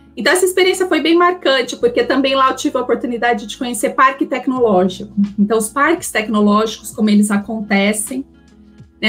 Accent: Campinas, São Paulo, Brazil; eu sou de Campinas

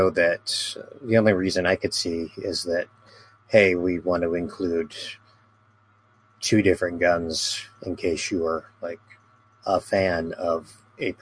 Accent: United States; I'm some American

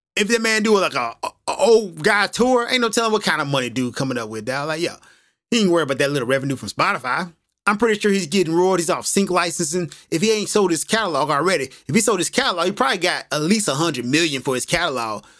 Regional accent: United States; now in Japan; I'm American, I'm living in Japan

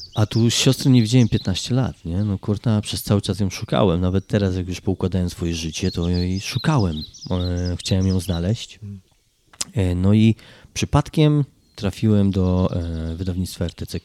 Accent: Kraków, Lesser Poland, Poland; pochodzę z Krakowa

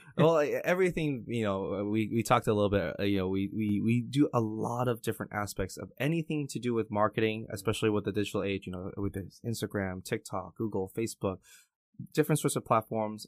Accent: Canada; English is a second language; also born or lived in Taiwan; My very first day of elementary school in Canada, I can speak the, a lick of English

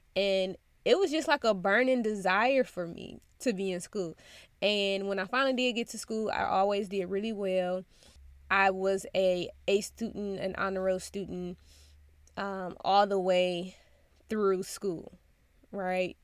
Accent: United States; a black child growing up in America

